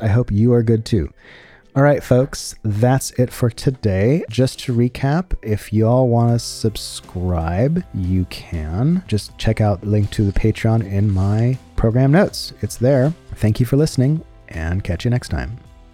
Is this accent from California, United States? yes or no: yes; San Francisco, California, United States; I'm from San Francisco